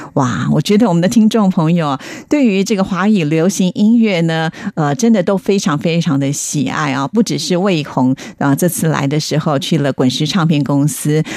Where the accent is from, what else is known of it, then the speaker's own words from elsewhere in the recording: Taiwan; 在台湾呢，我们翻的是毕卡索